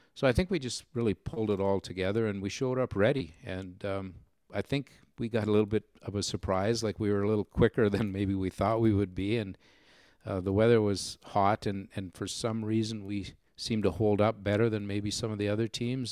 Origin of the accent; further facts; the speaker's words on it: Manitoba, Canada; the Manitoba team was represented primarily from from man from from my hometown and the area just very nearby